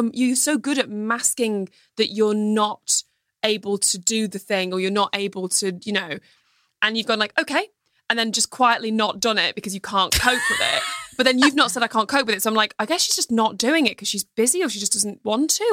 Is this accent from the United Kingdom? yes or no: yes; England, United Kingdom; growing up in the England